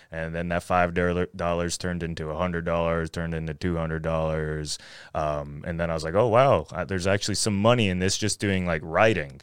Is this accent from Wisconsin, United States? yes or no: no; Floyd, Virginia, United States; also born or lived in Radford, Virginia / Roanoke, Virginia; I was born in Radford, so, and, and then lived in Floyd my, pretty much my whole life